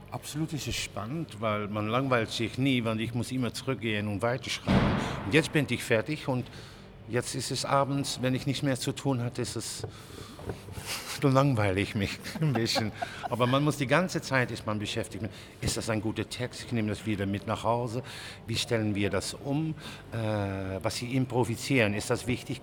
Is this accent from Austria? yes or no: no; Netherlands; German is a second language; also born or lived in Germany; ich komme aus Holland.